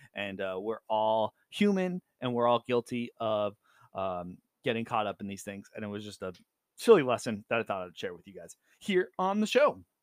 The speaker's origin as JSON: {"language": "English", "region": "Southern California", "country": "United States", "tie": "born or raised there", "moved": "as an adult", "lives_now": "Seattle, United States", "said": "Growing up in California"}